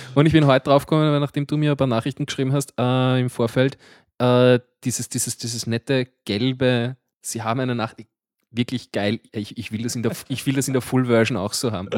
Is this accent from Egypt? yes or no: no; Baden, Lower Austria, Austria; ich bin nicht einmal in Mödling geboren, ich bin noch weiter im Süden geboren